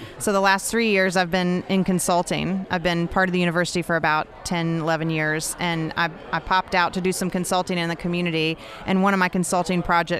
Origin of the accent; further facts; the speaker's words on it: Nashville, Tennessee, United States; I'm from Nashville